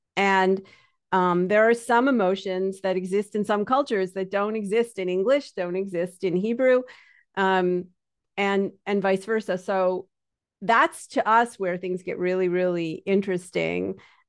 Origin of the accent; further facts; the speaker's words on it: Canada; because I'm Canadian, but anybody who talks to me will think I'm from New York.